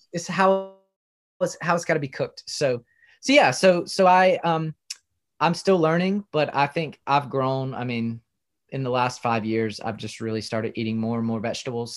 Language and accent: English; South Carolina, United States; I grew up in South Carolina, home of the barbecue